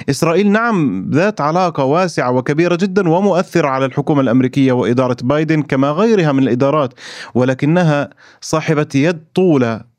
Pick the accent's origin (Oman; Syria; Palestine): Palestine; انا كفلسطيني وكصحفي راصد للاعلام الفلسطيني وكذلك الاسرائيلي